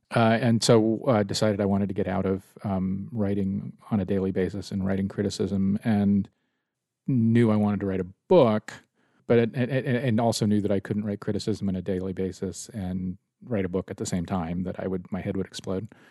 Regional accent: San Francisco, California, United States; moved away as an adult; also born or lived in Washington, D.C.; I grew up in San Francisco

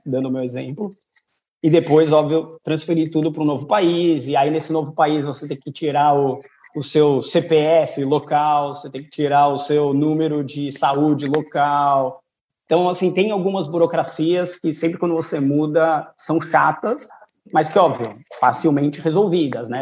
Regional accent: São Paulo, Brazil; moved away as an adult; now in Portugal; natural de São Paulo. É, o sotaque também não, não engana muito

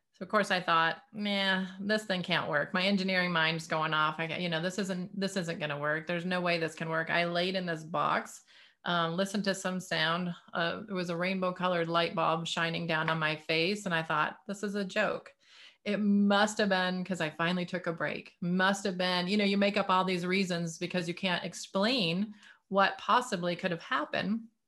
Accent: Detroit, Michigan, United States; growing up in the Detroit area

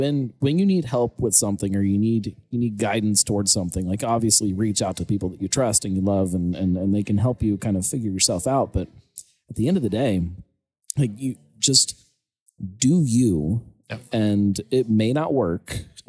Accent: West Virginia, United States; born there; I was born in West Virginia because he was out just in the hills of West Virginia working for this tree company.

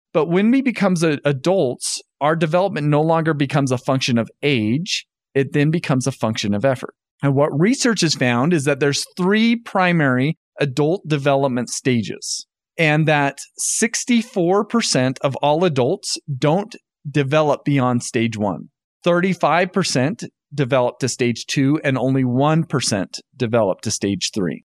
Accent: North Ogden, Utah, United States; moved away as an adult; also born or lived in Indiana; So I grew up in North Ogden, Utah

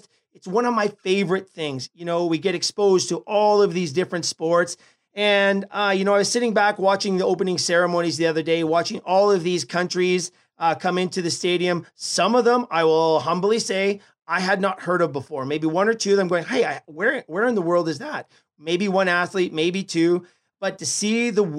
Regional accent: Canada; we are from Canada

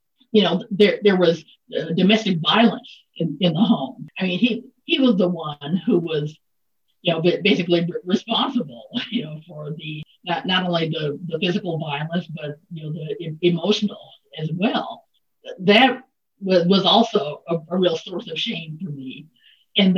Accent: Mississippi, United States; born and raised in Mississippi

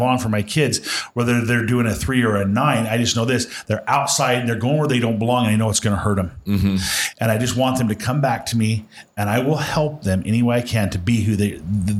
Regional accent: Western Nebraska, United States; I grew up in Western Nebraska

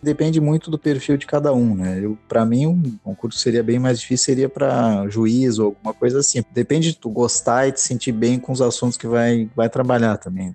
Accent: Porto Alegre, Rio Grande do Sul, Brazil; moved away as an adult; also born or lived in Guinea-Bissau / Chile; now in Italy; Eu sou de Porto Alegre

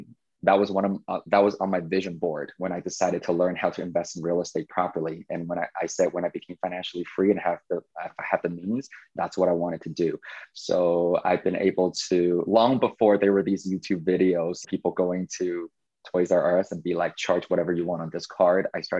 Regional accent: Taiwan; I think it's because I came from Taiwan and I felt like I lost Chinese New Year's.

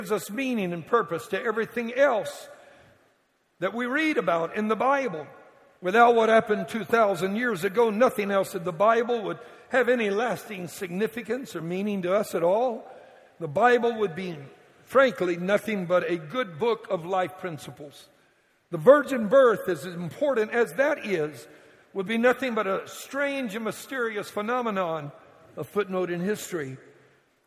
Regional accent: Cajun, Louisiana, United States; I'm a Cajun

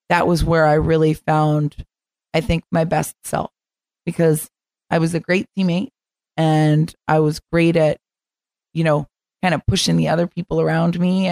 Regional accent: Florida, United States; moved away as an adult; I'm from Florida

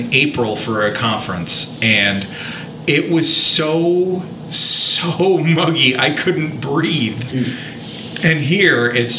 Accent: Canada; I'm a Canadian. I'm used to 6 months of winter.

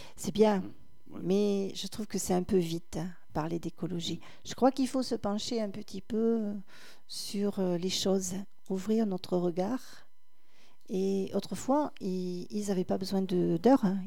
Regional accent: Cabanac-et-Villagrains, Nouvelle-Aquitaine, France; quand j'étais à l'école de Cabanac en CME1

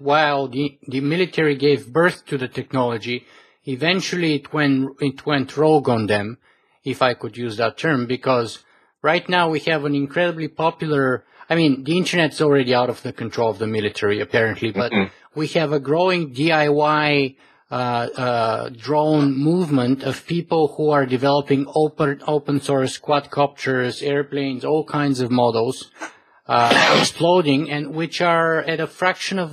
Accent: Bulgaria; I was born in Bulgaria

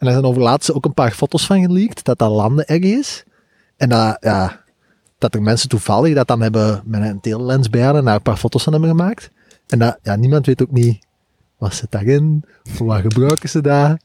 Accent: Belgium; als Belgen

